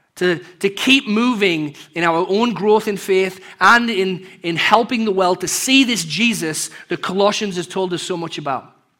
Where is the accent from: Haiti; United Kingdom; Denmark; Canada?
United Kingdom; England; moved away; growing up in England